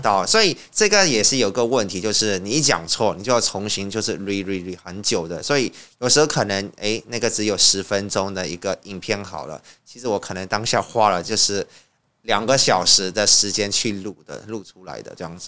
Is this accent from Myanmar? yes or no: yes; Yangon, Yangon Region, Myanmar; first language Burmese; Chinese is a second language; moved away as an adult; now in Taiwan; 作为一个缅甸人，而且我刚好又是在缅甸长大的